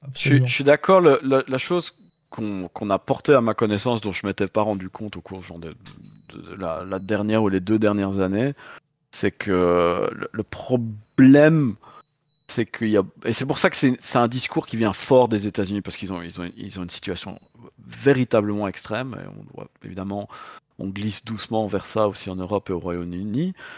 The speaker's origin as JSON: {"language": "French", "country": "Belgium", "said": "je viens de Belgique"}